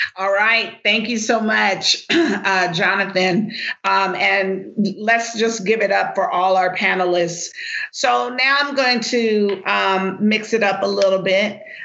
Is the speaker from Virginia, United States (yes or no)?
no; Los Angeles, California, United States; I am born and raised in Los Angeles